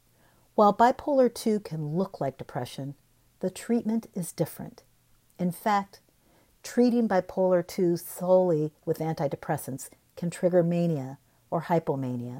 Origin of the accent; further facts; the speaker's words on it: Cedar Rapids, Iowa, United States; moved away as an adult; I live in Cedar Rapids, where I was born and raised